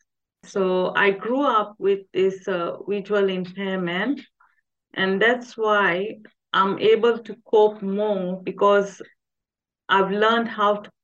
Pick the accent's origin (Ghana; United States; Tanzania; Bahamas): Tanzania; moved away as an adult; now in England, United Kingdom; I was born there and I grew up in Tanzania. I only came to England in 2007